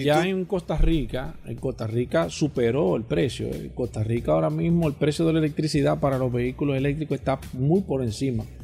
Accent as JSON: {"language": "Spanish", "country": "Dominican Republic"}